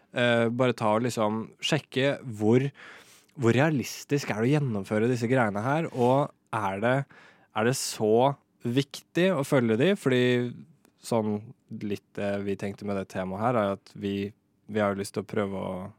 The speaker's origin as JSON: {"language": "Norwegian", "town": "Moss", "region": "Østfold", "country": "Norway", "also_born_or_lived": "Oslo", "moved": "yes", "said": "Jeg bor i Moss. Uh, Flytta til Moss nå i sommer. Det er der jeg er fra, for øvrig"}